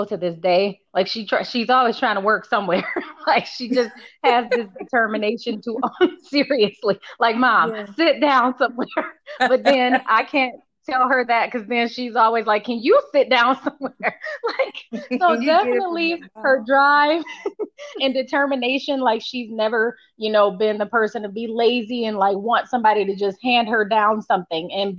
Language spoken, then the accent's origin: English; Michigan, United States; moved away as an adult; also born or lived in Los Angeles; I'm from Michigan